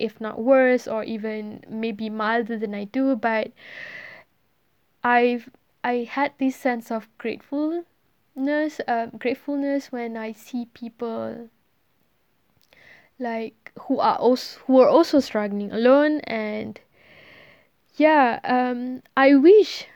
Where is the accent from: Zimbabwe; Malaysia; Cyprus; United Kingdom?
Malaysia; English is a second language; moved away as an adult; I'm Malaysian. I'm born and bred there